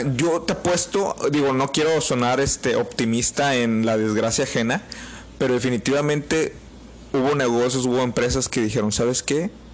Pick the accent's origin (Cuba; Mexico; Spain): Mexico; Somos mexicanos y somos desmadrosos